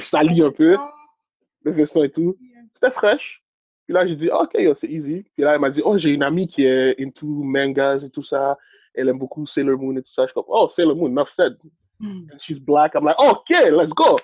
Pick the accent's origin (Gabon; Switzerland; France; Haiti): Haiti; now in Canada; je suis né en Haïti